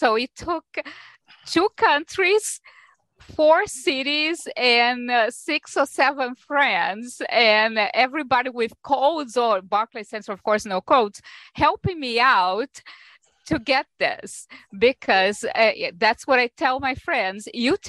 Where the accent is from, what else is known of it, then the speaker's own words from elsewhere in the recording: Brazil; now in New York, United States; I am originally from Brazil, but I've been here in New York for most of my life by now.